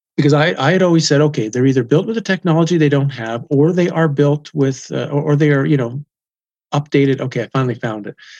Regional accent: Canada; I'm from Canada

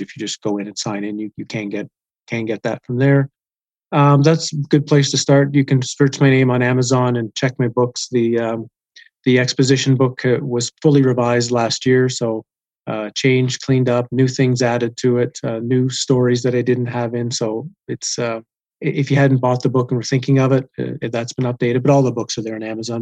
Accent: Canada; I'm from Canada

